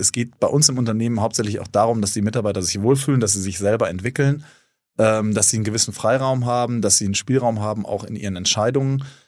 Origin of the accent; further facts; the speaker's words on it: North Rhine-Westphalia, Germany; also born or lived in Cape Town; now in Hamburg, Germany; Ich bin eigentlich Ostwestfale.